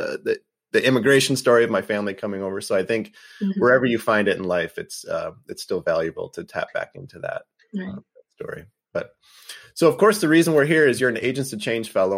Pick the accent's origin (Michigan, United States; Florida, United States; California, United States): Michigan, United States; Detroit; I grew up in the Detroit region